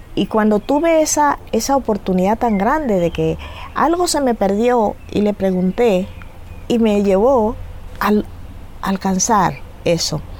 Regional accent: Venezuela; moved away as an adult; now in Canary Islands, Spain; yo vengo de Venezuela, soy hija de venezolanos y trinitarios de la región del sur de Venezuela

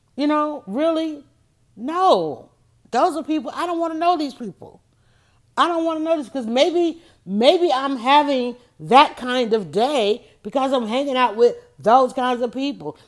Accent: Atlanta, Georgia, United States; I grew up on Wichita Drive

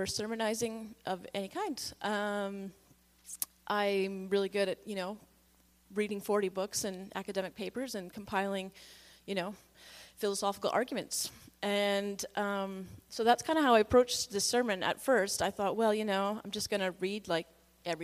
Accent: Victoria, British Columbia, Canada; I grew up in Victoria, mostly

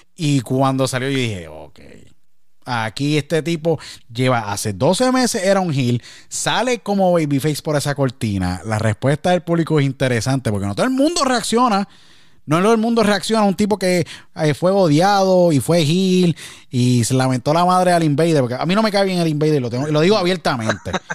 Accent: Puerto Rico; now in United States; Yo nací, crecí, nací en Puerto Rico

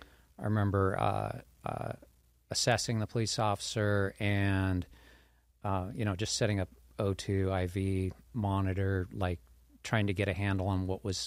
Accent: Torrance, California, United States; I was born in Northern California, kind of moved around a lot when I was young. My dad did some government contract work, but ended up in Torrance. I went to high school in Torrance, so I sort of feel like I'm from Torrance.

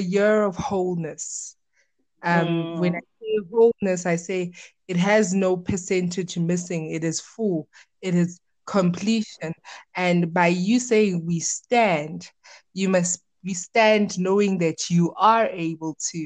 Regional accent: Witbank, Mpumalanga, South Africa; also born or lived in Pretoria; I was born in Pretoria, but raised in Witbank

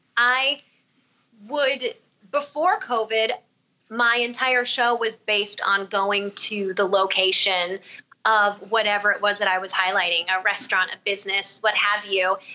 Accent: Southern California, United States; moved away as an adult; also born or lived in New York City; now in Arizona, United States; I'm originally from Southern California, and I grew up there

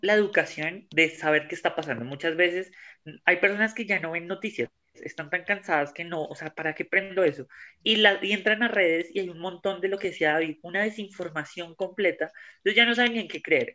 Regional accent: Colombia; todos somos colombianos

